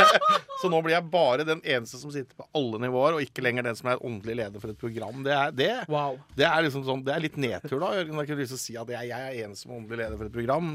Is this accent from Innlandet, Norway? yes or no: no; Telemark, Norway; fylkesavisa mi hjemme i Telemark